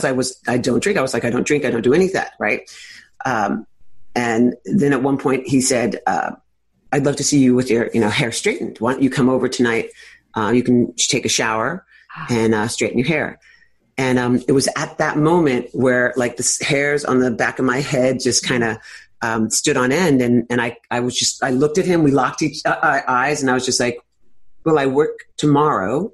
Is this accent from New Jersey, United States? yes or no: no; New York City, New York, United States; born or raised there